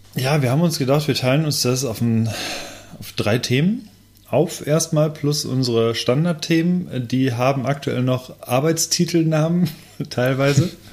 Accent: Lemgo, North Rhine-Westphalia, Germany; ich komme aus Lemgo

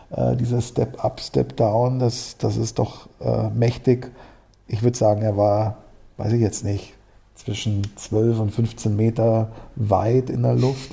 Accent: Munich, Bavaria, Germany; komme aus München, bin, hier, äh, bin auch in München geboren

